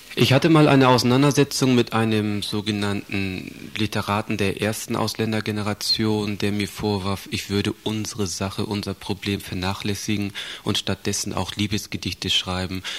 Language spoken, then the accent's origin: German; Stade, Lower Saxony, Germany; moved away as an adult; also born or lived in Southern Germany; now in Bamberg, Germany; Ich bin 64 in Süddeutschland geboren, bin aufgewachsen im Norden dieser Republik, in Stade bei Hamburg.